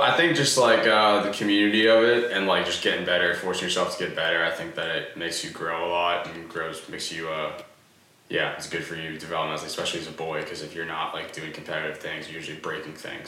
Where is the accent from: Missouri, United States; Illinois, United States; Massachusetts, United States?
Massachusetts, United States; Easton; I'm from Easton, Massachusetts.